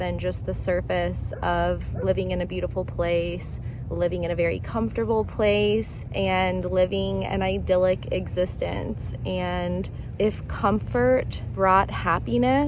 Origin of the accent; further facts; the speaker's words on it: Florida, United States; moved away as an adult; living back in my home state of Florida